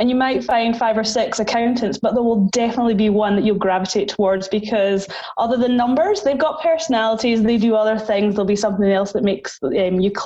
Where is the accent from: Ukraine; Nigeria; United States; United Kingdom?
United Kingdom; Highlands, Scotland; moved away as an adult; also born or lived in Sydney, Australia; now in Perth, Australia; I am from the Highlands in Scotland, up near where the Harry Potter train takes off, where Loch Ness Monster is